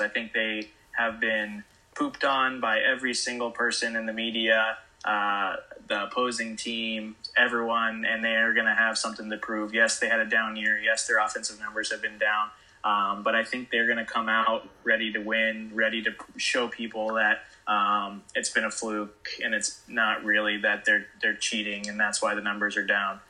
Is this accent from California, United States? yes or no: yes; Bay Area, California, United States; growing up in the Bay Area